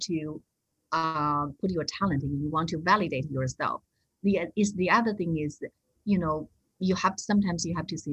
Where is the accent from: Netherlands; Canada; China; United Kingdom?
China; moved away; I come back from China